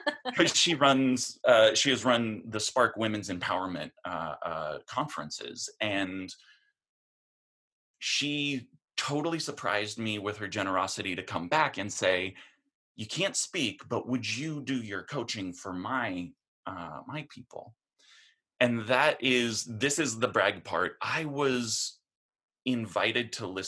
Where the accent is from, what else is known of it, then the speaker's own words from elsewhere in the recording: Portland, Oregon, United States; I'm from Portland, Oregon